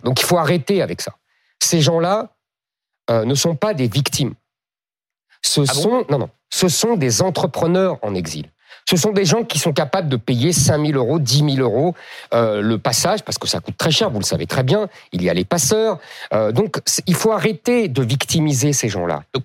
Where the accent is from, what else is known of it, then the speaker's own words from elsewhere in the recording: France; je ne suis pas italien, je suis français